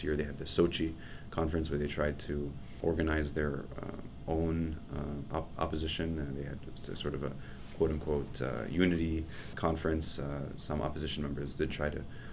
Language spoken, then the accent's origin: English; United States; we as an American